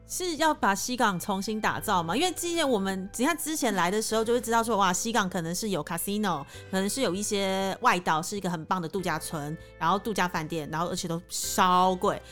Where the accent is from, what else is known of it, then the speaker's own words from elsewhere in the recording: Taiwan; now in Cambodia; 就像我们台湾人讲英文还是会有台湾口音在